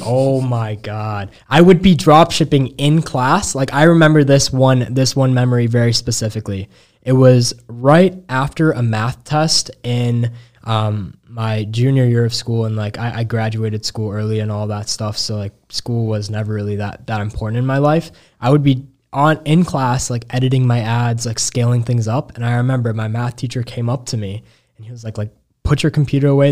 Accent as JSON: {"language": "English", "town": "Chicago", "region": "Illinois", "country": "United States", "said": "I was young from Chicago"}